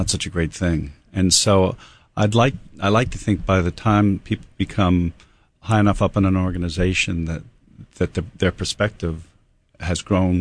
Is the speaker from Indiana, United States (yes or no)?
no; New York, United States; moved away as an adult; now in Hawaii, United States; I'm a New Yorker. So I lived there for my first 18 years